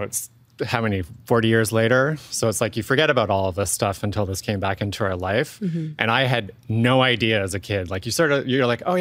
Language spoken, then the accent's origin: English; Victoria, British Columbia, Canada; I grew up in Victoria